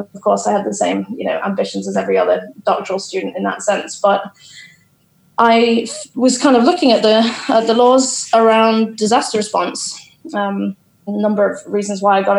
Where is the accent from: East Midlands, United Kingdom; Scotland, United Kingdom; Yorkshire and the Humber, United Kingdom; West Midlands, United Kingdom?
East Midlands, United Kingdom; Boston; moved away as an adult; also born or lived in London; I'm actually from Boston in Lincolnshire